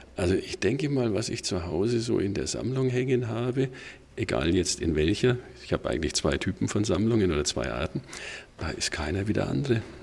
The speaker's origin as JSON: {"language": "German", "town": "Bamberg", "region": "Bavaria", "country": "Germany", "tie": "born or raised there", "said": "in meiner Heimatstadt Bamberg"}